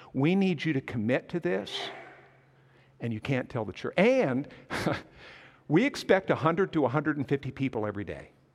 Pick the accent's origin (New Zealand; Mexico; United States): United States; Montana; moved away as an adult; also born or lived in McAlester, Oklahoma; I grew up in Montana